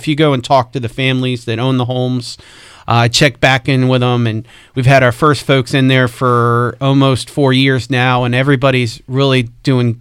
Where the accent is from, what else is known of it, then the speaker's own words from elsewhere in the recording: Spotsylvania, Virginia, United States; I grew up in Spotsy